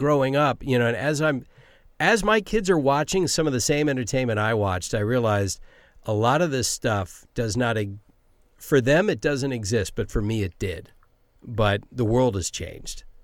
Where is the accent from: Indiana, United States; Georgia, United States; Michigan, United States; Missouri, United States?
Georgia, United States; Savannah; also born or lived in Silver Spring, Maryland; now in Los Angeles, United States; I grew up in Savannah, Georgia